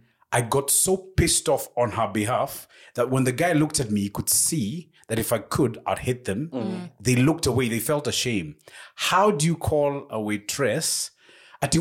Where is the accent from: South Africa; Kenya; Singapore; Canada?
Kenya; also born or lived in United Kingdom; the minute you tell them, I'm from Kenya, Africa.